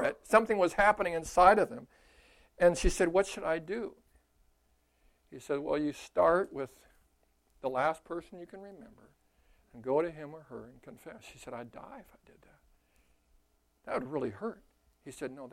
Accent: Costa Mesa, California, United States; moved away as an adult; now in Minnesota, United States; I'm from California

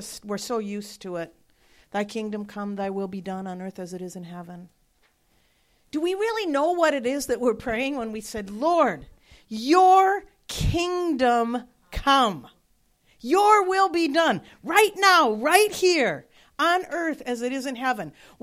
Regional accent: Wisconsin, United States; moved away; I'm from Wisconsin

